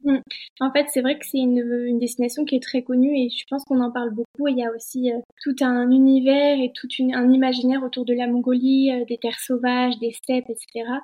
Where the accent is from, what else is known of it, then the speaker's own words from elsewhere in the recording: Annecy, Auvergne-Rhône-Alpes, France; je suis originaire euh, d'Annecy